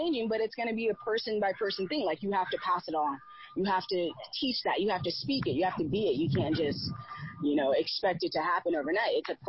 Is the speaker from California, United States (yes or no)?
yes; Fresno, California, United States; from Fresno. My family, my grandparents are from Little Rock, Arkansas.